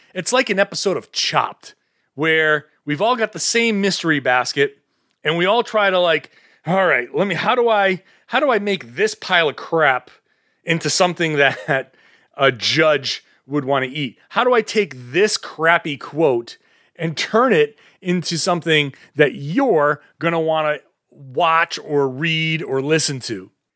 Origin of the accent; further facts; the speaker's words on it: Boston, Massachusetts, United States; I'm from the Boston area.